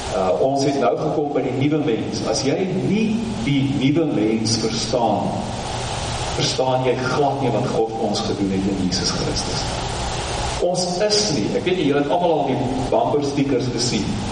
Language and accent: Afrikaans; South Africa; ek Suid-Afrikaner